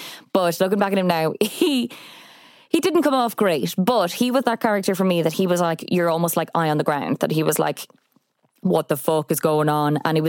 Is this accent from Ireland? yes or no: yes; Leinster, Ireland; growing up in Kildare, kind of dipping my toes into both worlds